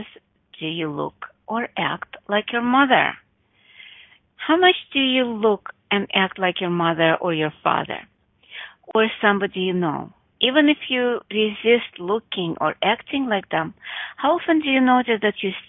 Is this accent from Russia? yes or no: yes; Russia; Growing up in Russia with my mom